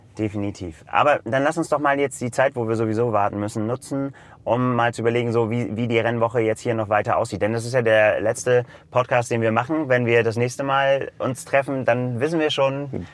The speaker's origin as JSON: {"language": "German", "region": "Northern Germany", "country": "Germany", "said": "für uns als Norddeutsche"}